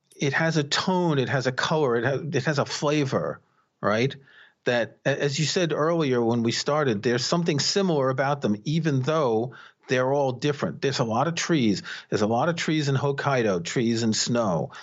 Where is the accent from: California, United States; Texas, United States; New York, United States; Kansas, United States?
New York, United States; New York City; I grew up in New York City